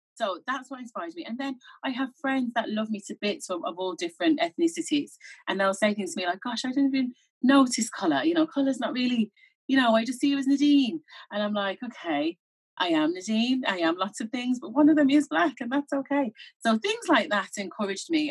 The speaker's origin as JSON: {"language": "English", "town": "Birmingham", "region": "West Midlands", "country": "United Kingdom", "tie": "born or raised there", "moved": "as an adult", "lives_now": "Ireland", "said": "I grew up in Birmingham, so my parents are Jamaican"}